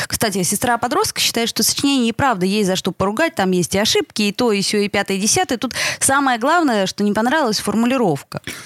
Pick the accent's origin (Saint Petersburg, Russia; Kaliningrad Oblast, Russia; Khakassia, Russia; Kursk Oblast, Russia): Saint Petersburg, Russia; мы ленинградцы, петербуржцы